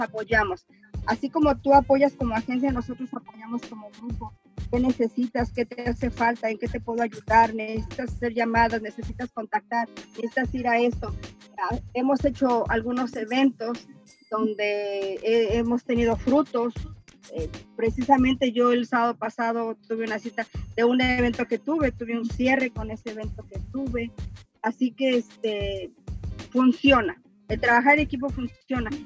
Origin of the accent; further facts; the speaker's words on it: Mexico; now in Dallas, United States; soy mexicana